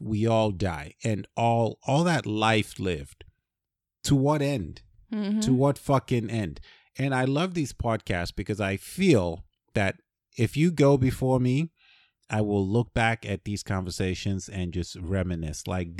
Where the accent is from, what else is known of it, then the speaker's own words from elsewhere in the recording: Nigeria; I grew up in Nigeria, right?